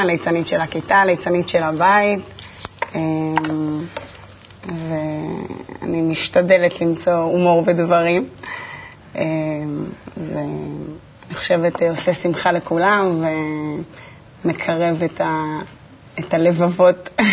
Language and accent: Hebrew; Netanya, Central District, Israel; נולדתי בנתניה, ליד הים, אה, בבית מאוד ביתי חממה כזה.